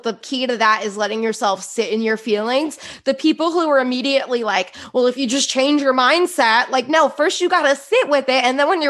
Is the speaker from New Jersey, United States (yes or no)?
yes; New Jersey, United States; And I can say this because I'm from New Jersey.